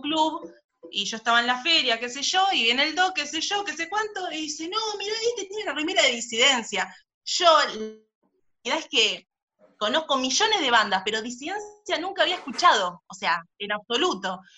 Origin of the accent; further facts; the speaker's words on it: Banfield, Buenos Aires Province, Argentina; yo soy de Banfield